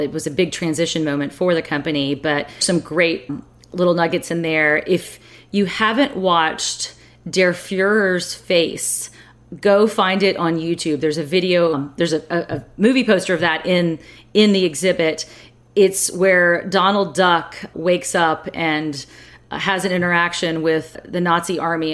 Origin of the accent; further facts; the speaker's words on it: San Francisco, California, United States; my hometown